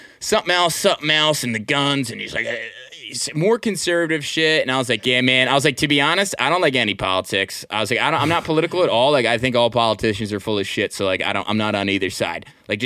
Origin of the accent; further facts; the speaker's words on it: Manasquan, New Jersey, United States; now in Philadelphia, United States; I grew up in Manasquan. It's like, you know, 40 minutes east of here.